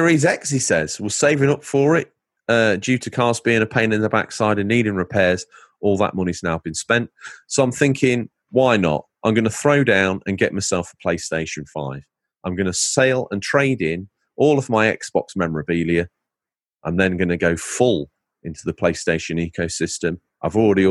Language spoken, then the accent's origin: English; Lincolnshire, East Midlands, United Kingdom; accent: Lincolnshire; now in United States; I'm from Lincolnshire. I'm pretty much an English cowboy